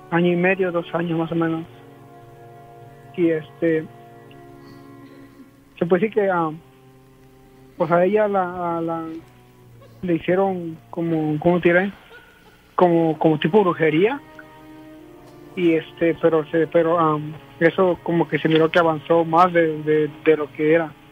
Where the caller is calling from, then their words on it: California, United States; De acá, de California.